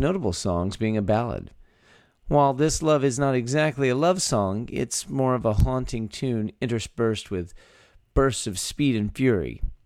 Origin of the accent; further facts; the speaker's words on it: Texas, United States; three friends born and raised in the Lone Star State share our views on the history, culture, and just what it means to be Texan